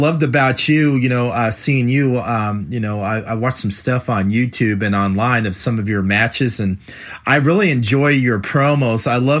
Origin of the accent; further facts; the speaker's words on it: California, United States; I grew up in California